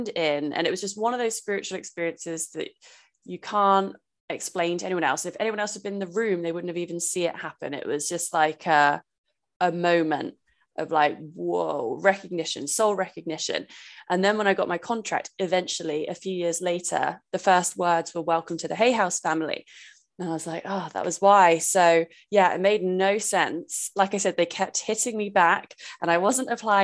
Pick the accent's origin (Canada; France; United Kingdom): United Kingdom; England; I'm from England. I know bad weather